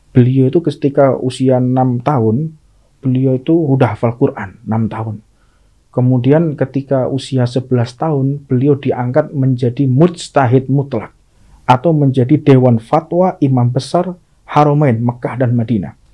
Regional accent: Indonesia; Oh, saya orang Indonesia, cuman turunan Arab kayak lo.

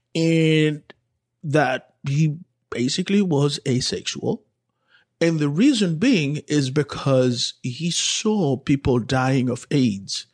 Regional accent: Santo Domingo, Distrito Nacional, Dominican Republic; moved away; growing up in Santo Domingo, watching Walter Mercado

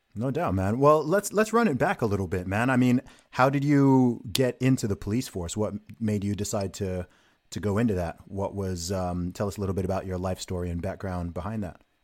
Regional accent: United Kingdom; someone who is from and lives in the UK

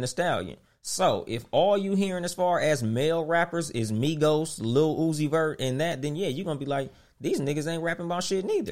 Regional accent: West Coast, United States; On the West Coast, we been fucking with Southern music since it started.

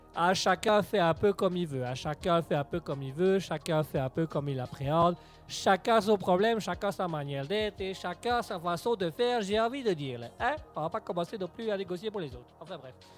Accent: Belgium; on aime bien ici euh, parler comme en tant que belge, là, on aime bien parler un petit peu de ce qui se passe en Belgique

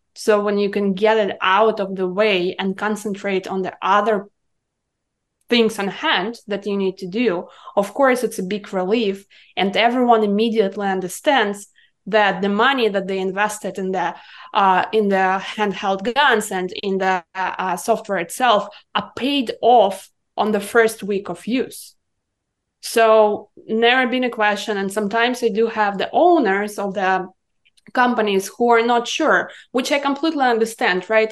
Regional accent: Irkutsk, Irkutsk Oblast, Russia; English is a second language; moved away as an adult; now in United States; I'm coming from Siberia, from the city of Irkutsk

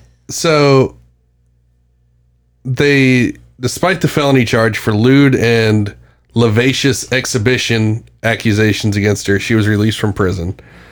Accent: Beckley, West Virginia, United States; my hometown in Beckley, West Virginia

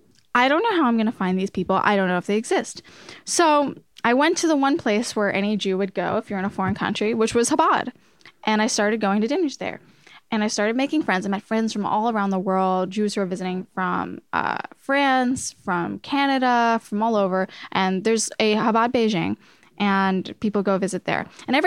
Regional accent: Long Island, New York, United States; And I grew up on Long Island in an area where you were either Jewish or Chinese.

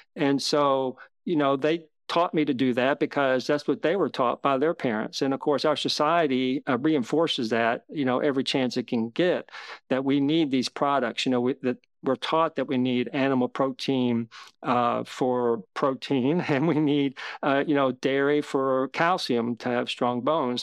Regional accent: Kentucky, United States; I grew up in Kentucky

